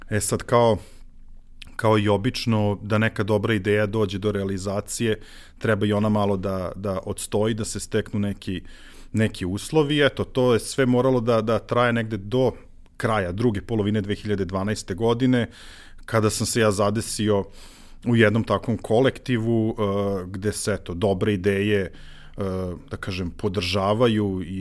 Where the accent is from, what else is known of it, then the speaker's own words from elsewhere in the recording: Zrenjanin, Vojvodina, Serbia; Ja jedini zrenjaninac